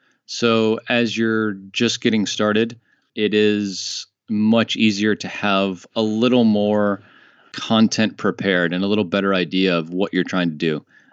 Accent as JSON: {"language": "English", "country": "United States", "moved": "as an adult", "lives_now": "France", "said": "Dave lives in Colorado and I live in France now. I'm American, but I've been living in France for the last 2 years."}